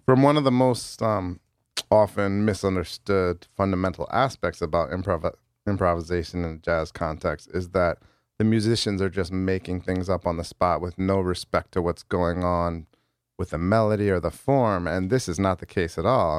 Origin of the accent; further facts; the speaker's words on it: New Haven, Connecticut, United States; I was born and raised in New Haven